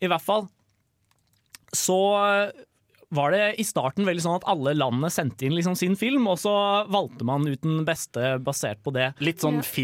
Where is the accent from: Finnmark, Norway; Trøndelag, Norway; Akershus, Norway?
Trøndelag, Norway; Jeg er trønder